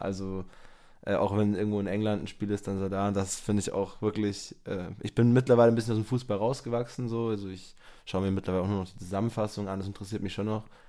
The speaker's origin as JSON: {"language": "German", "town": "Germering", "region": "Bavaria", "country": "Germany", "tie": "born or raised there", "said": "in Germering, wo ich aufgewachsen bin"}